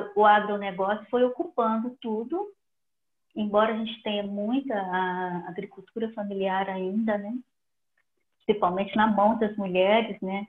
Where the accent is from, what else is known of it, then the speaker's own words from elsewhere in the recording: Belo Horizonte, Minas Gerais, Brazil; em Minas, né, eu sou de Belo Horizonte